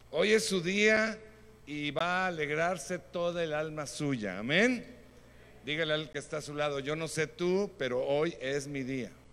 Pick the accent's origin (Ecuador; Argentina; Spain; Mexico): Mexico; Nosotros como mexicanos tenemos características muy buenas.